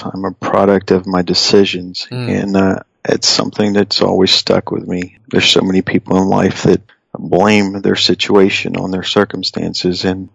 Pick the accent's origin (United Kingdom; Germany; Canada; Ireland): United Kingdom; England; now in United States; I grew up in England